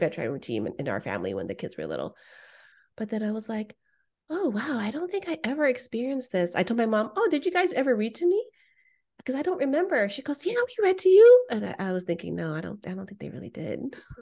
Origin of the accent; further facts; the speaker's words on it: Bay Area, California, United States; what it was like in the Bay Area